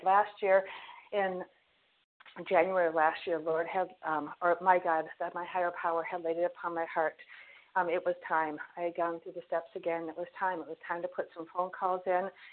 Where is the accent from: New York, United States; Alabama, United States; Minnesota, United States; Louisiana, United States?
Minnesota, United States; also born or lived in Fort Myers, Florida; we are from Minnesota